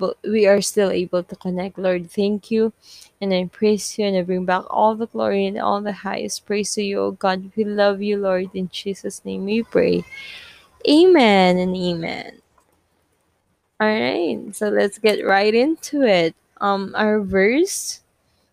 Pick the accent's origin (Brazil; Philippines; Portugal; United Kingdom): Philippines; English is a second language; I'm Filipino